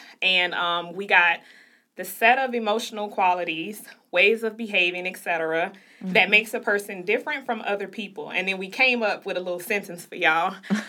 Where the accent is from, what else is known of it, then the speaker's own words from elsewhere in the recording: Chicago, Illinois, United States; I grew up in Chicago, Chi-Town.